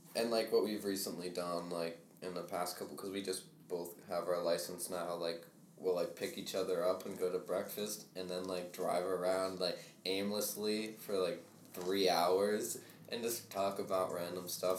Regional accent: United States; we're from Rhode Island, Massachusetts

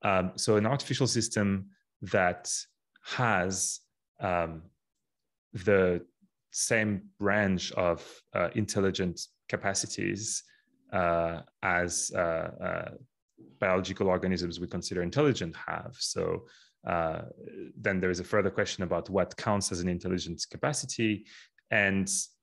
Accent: Paris, Île-de-France, France; English is a second language; moved away as an adult; also born or lived in United Kingdom; Previously, I did my PhD in the UK at the University of Oxford, and I'm originally from France, from Paris, where I initially studied before my PhD.

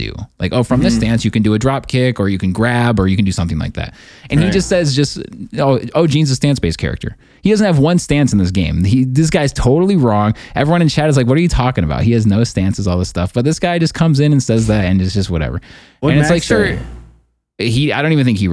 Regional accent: United States; I'm an American

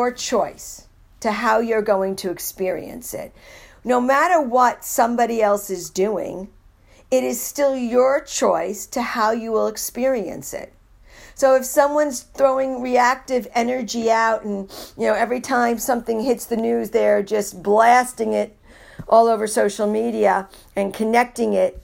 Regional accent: New York City, New York, United States; moved away; also born or lived in Iowa; I was born and raised in New York City

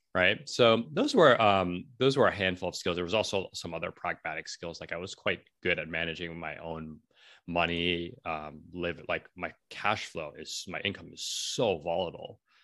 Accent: New York City, New York, United States; I'm from New York City

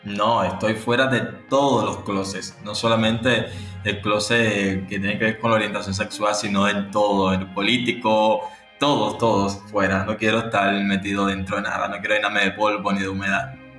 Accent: Havana, Cuba; vivo aquí en La Habana, nací aquí en La Habana, en Cuba

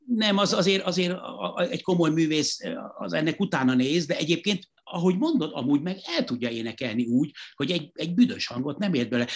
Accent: Hungary; itt Magyarországon abszolút nem, nem úgy nevelkedtem

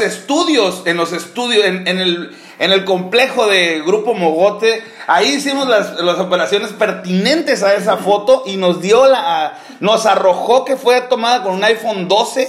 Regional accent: Los Mochis, Sinaloa, Mexico; yo soy de Sinaloa de Mochis

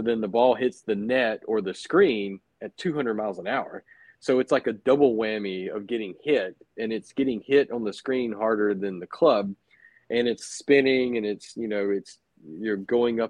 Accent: Cottondale, Florida, United States; I grew up in the Panhandle of Florida

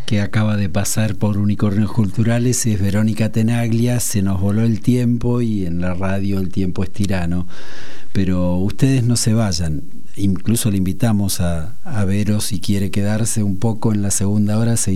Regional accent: Argentina; Yo soy argentino y estoy comprometido con lo que pasa en la Argentina.

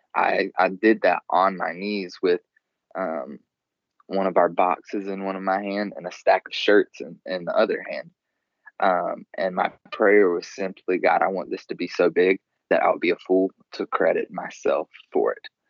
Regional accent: the South, United States; I grew up in the South.

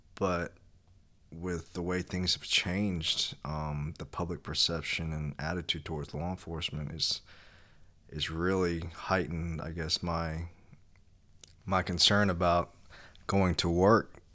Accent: Kentucky, United States; I was born in Kentucky

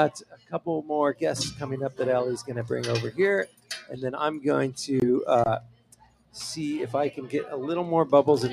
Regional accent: Paso Robles, California, United States; moved away as an adult; also born or lived in Los Angeles; I was raised in Paso. I left in 95

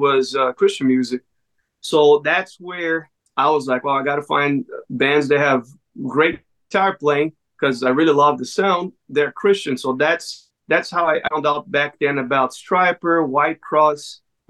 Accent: Brazil; moved away; I'm originally from Brazil

